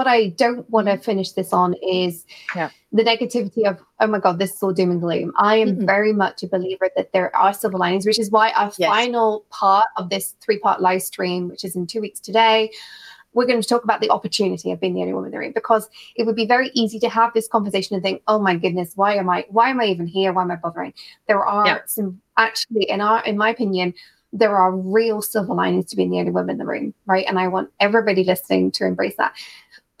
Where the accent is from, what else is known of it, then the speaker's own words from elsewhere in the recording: United Kingdom; as a Brit